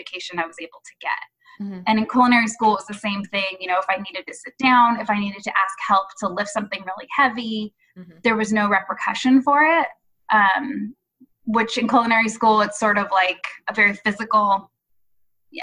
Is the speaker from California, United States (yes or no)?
yes; Santa Barbara, California, United States; I grew up in Southern California, in Santa Barbara, so at the beach all the time